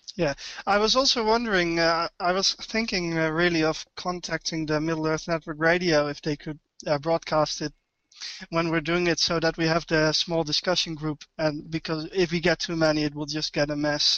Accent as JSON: {"language": "English", "country": "Netherlands", "also_born_or_lived": "Amersfoort", "second_language": "English", "said": "I'm from Holland. I live uh, near Arnhem"}